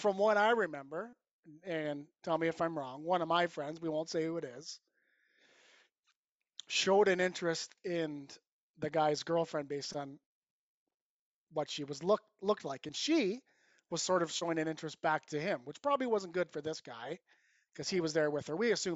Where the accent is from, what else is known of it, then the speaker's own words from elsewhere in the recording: Cayuga, Ontario, Canada; I'm from Cayuga, Ontario. Some people will know where that is. Some won't. Small town